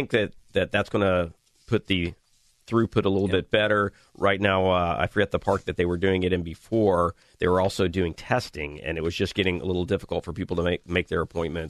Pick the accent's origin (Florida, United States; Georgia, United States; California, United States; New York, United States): Florida, United States; Northwest; You know, that's my hometown.